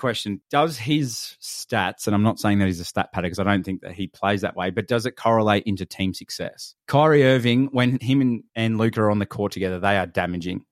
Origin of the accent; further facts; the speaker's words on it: Australia; we're from Australia